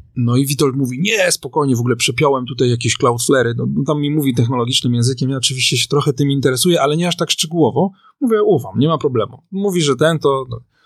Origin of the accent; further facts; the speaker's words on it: Warsaw, Masovian Voivodeship, Poland; jestem z Warszawy